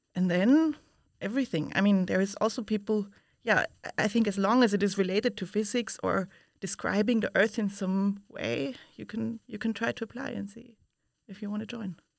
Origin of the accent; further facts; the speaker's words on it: Vienna, Austria; moved away as an adult; now in Utrecht, Netherlands; I come from Vienna, Austria, where I studied physics